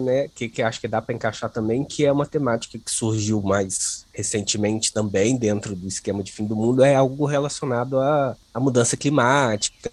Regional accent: Volta Redonda, Rio de Janeiro, Brazil; Volta Redonda, cidade de onde eu sou.

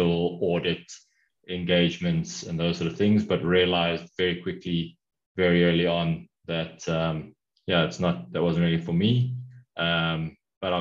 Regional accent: Pretoria, Gauteng, South Africa; also born or lived in Durban, South Africa / United Kingdom; pretty early on in my life, moved up to a city which is actually the capital of South Africa, which most people, well, not most people, but a lot of people don't know, which is Pretoria. And I went to school here

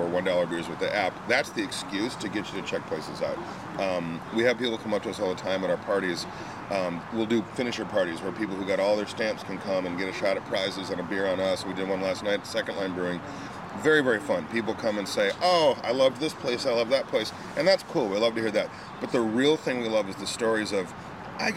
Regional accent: Minnesota, United States; I'm from Minnesota

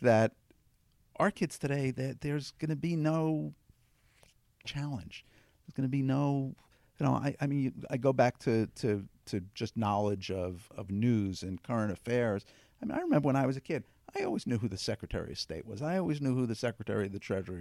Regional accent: Long Beach, New York, United States; I grew up in New York, in Long Beach, New York

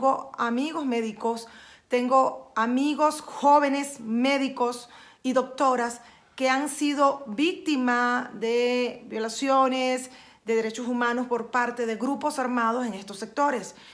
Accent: Mexico; como ciudadana, como ciudadana responsable y como ciudadana mexicana, no estoy de acuerdo en la contratación de médicos cubanos

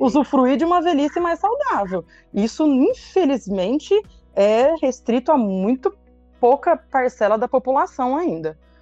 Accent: São José do Rio Preto, São Paulo, Brazil; also born or lived in Araraquara; eu sou daqui de Rio Preto mesmo, né? Fui para Araraquara, fiz a faculdade em Araraquara

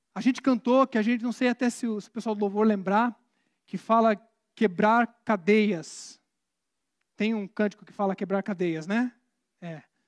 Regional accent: Curitiba, Paraná, Brazil; curitibano, então, eu sou curitibano

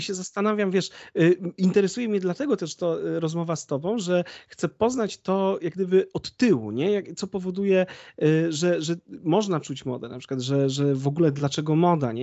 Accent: Konin, Greater Poland, Poland; moved away as an adult; now in Bydgoszcz, Poland; ja pochodzę z Konina, wiesz, y, a mieszkam póki co w Bydgoszczy

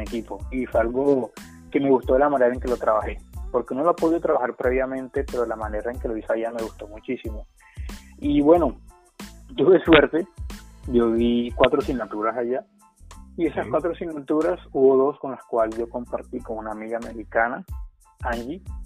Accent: Colombia; yo soy estudiante de intercambio, que soy de Colombia

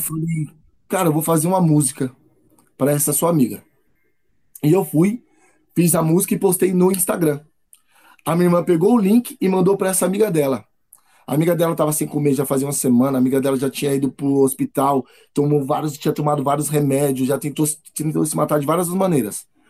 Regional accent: São Paulo, Brazil; Moro com meus pais, Estou aqui na, em São Paulo, Zona Sul

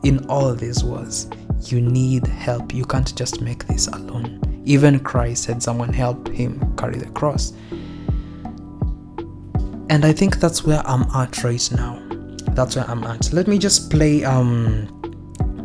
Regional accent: Kenya; I'm Kenyan, you and dad are Kenyan, we have never lived abroad

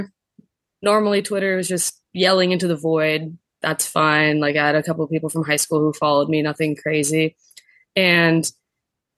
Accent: Vero Beach, Florida, United States; I'm from Vero Beach, Florida, and yep, my family's been there a long time. My grandpa was born there, and my mom and I, we were all born there

